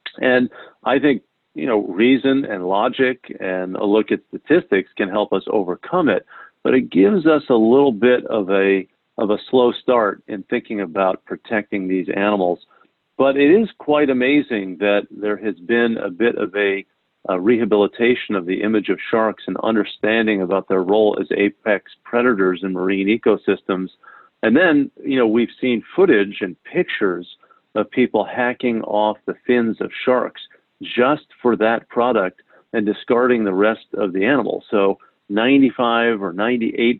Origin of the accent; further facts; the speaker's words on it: New Haven, Connecticut, United States; I grew up in New Haven across Long Island Sound from Long Island